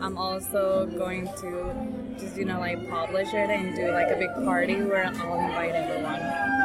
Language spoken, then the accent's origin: English; Mexico; now in Chicago, United States; I am from Mexico.